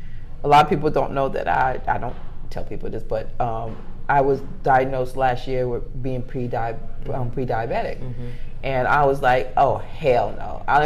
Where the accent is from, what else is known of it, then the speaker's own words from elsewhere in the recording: New York, United States; now in Atlanta, United States; I'm just originally from New York, traveled on a plane.